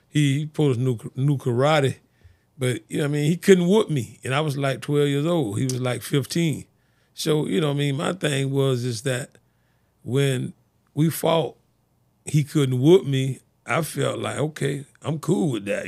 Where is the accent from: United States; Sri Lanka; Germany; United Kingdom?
United States; Fort Lauderdale, Florida; I grew up on Sixth Street over in the city, city of Fort Lauderdale